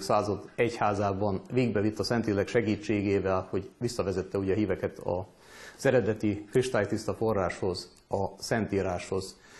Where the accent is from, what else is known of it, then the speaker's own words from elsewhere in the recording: Vojvodina, Serbia; különösen itt Vajdaságban, szűkebb pátriánkban, talán magyarként